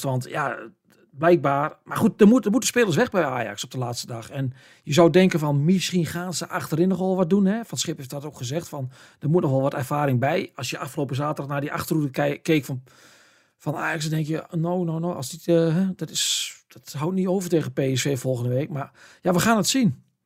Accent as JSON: {"language": "Dutch", "area": "the area of Heracles", "region": "Overijssel", "country": "Netherlands", "said": "Heracles, een club uit, uit het gebied waar ik vandaan kom"}